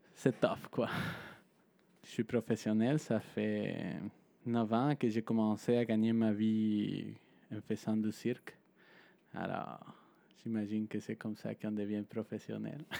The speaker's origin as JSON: {"language": "French", "country": "Mexico", "moved": "yes", "said": "je viens de Mexique"}